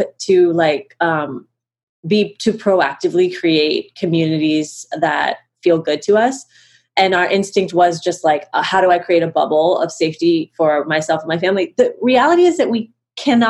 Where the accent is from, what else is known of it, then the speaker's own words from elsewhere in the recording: Cincinnati, Ohio, United States; I live in Cincinnati, Ohio